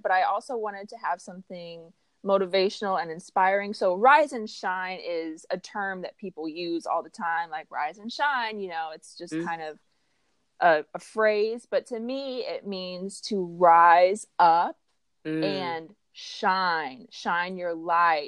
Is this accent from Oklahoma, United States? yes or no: yes; Tulsa, Oklahoma, United States; moved away as an adult; now in Los Angeles, United States; I'm originally from Tulsa, Oklahoma, and I moved to LA almost 10 years ago